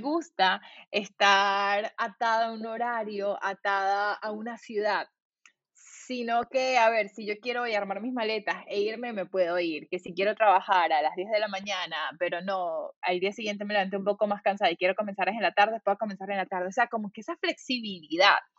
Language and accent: Spanish; Valencia, Carabobo, Venezuela; moved away as an adult; also born or lived in California, United States; yo soy de Valencia